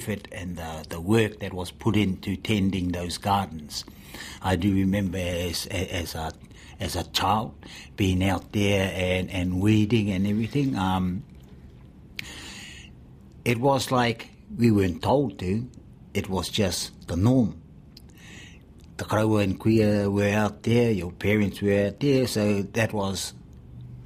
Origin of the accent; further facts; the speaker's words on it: Motiti Island, Bay of Plenty, New Zealand; growing up on Te Mautere o Motiti Nui Anaki